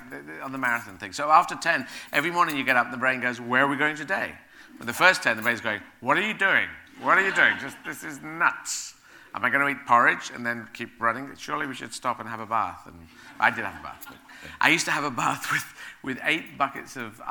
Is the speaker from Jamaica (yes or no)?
no; Aden, Yemen; moved away; also born or lived in Sheffield; I was born in Yemen. I was born in the city of Aden